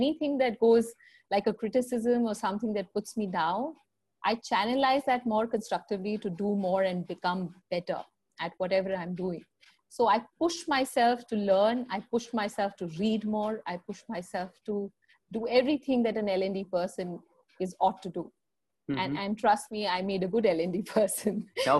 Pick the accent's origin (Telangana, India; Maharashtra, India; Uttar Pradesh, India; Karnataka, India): Uttar Pradesh, India; Lucknow; now in Delhi, India; So 17 years back, when I came from Lucknow to Delhi, I realized that it's not an easy world out there.